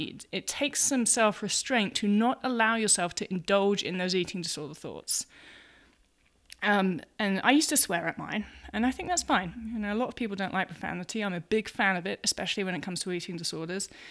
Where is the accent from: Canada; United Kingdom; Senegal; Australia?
United Kingdom; England; moved away as an adult; now in United States; I'm, I'm English, I'm living in America